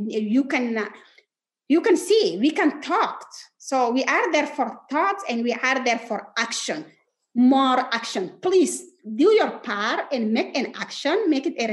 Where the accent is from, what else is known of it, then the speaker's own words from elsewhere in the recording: Chad; I'm from Chad